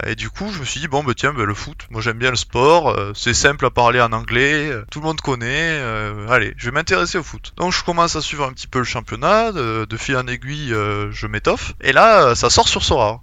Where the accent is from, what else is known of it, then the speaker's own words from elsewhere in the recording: Montauban, Occitania, France; accent: l'accent du sud; also born or lived in Vienna; now in Toulouse, France; mon équipe euh, à Montauban, donc euh, là d'où je viens